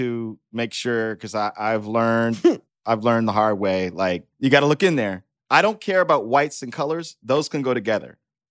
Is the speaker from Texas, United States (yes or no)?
yes; Texas, United States; I'm from Texas.